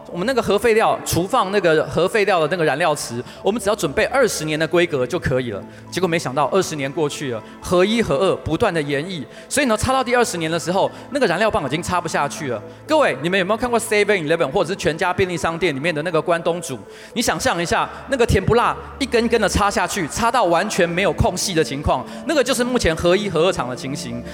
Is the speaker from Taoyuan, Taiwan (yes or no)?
yes; Taoyuan, Taiwan; also born or lived in Taipei; 我是桃园人